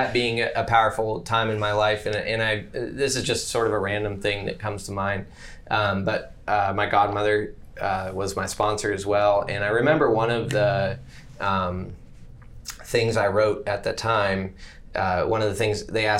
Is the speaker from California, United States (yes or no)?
no; Athens, Ohio, United States; born there; So, I was born in Athens, Ohio, to go all the way back to the beginning.